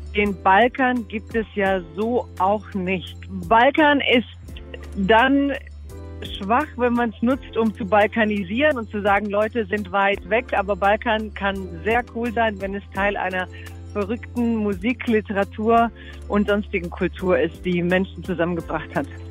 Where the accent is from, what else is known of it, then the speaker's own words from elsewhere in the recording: Dalmatia, Croatia; die Dalmatiner, da wo ich herkomme, sind sozusagen die schimpfendsten Kroaten Kroatiens